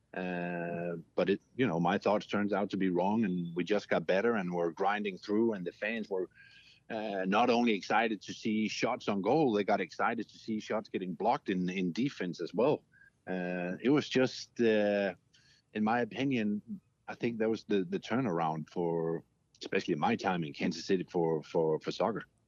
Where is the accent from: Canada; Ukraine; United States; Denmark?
Denmark; moved away; I'm from Denmark.